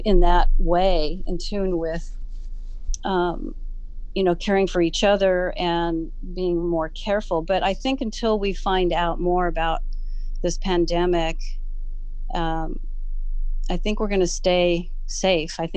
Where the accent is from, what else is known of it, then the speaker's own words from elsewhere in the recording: San Francisco, California, United States; I grew up in Golden Gate Park.